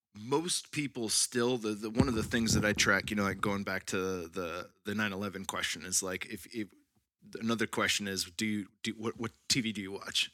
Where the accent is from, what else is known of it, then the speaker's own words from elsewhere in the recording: California, United States; now in Texas, United States; growing up in California